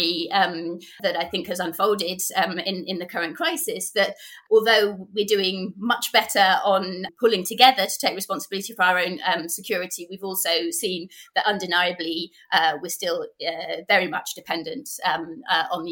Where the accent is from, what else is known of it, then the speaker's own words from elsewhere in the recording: United Kingdom; being British